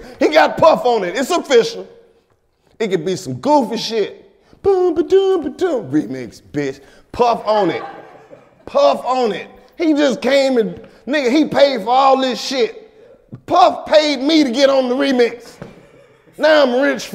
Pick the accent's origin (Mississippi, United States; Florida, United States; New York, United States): Mississippi, United States; I'm from Mississippi